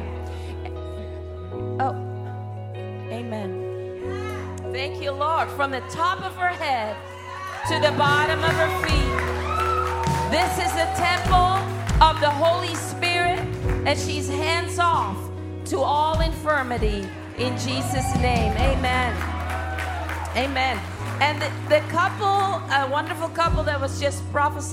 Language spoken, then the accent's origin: English; Netherlands; I'm from Holland